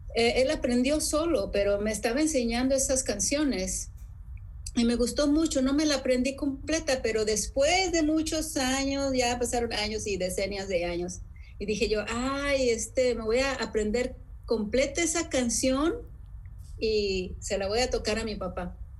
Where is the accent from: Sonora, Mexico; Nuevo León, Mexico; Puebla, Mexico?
Sonora, Mexico; la gente con la que yo crecí, en Sonora